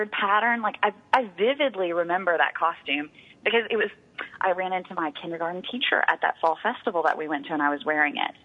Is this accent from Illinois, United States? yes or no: no; Texas, United States; as a kid, I liked the Indian princess costumes because we got to wear them all year round in Texas